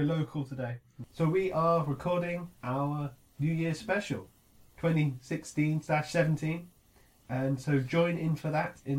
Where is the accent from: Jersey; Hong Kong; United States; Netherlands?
Jersey; We're from Jersey.